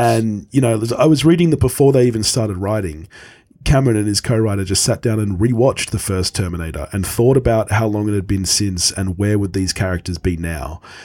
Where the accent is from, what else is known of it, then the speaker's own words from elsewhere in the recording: Australia; as an Australian